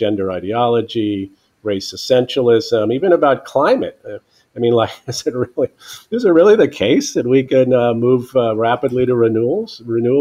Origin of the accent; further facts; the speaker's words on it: Silver Spring, Maryland, United States; I grew up around where I am now in Silver Spring, Maryland